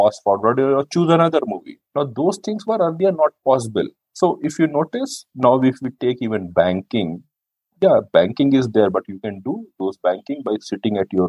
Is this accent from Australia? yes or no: no; North India, India; I am from North India